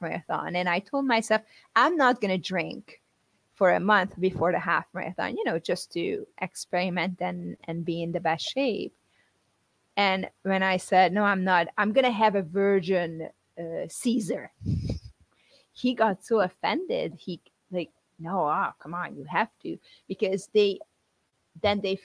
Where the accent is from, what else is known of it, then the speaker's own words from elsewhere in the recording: Hungary; moved away; my home country, Hungary